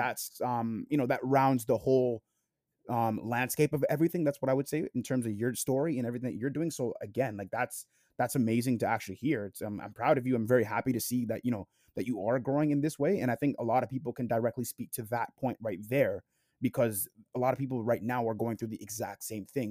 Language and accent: English; Toronto, Ontario, Canada; I'm from Toronto, Canada, like Jake